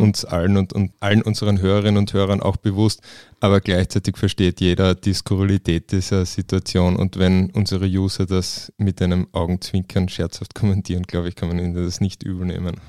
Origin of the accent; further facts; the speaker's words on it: Klagenfurt, Carinthia, Austria; bei uns in Klagenfurt